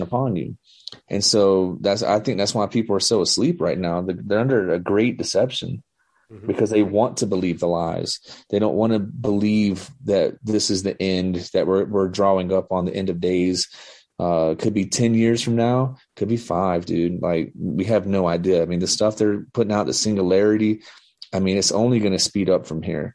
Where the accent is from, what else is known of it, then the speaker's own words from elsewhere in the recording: the South, United States; I'm from the South.